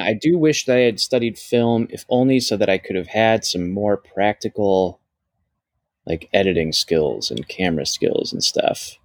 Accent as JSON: {"language": "English", "region": "Ohio", "country": "United States", "tie": "born or raised there", "moved": "yes", "said": "growing up in Ohio, you don't realize what's possible"}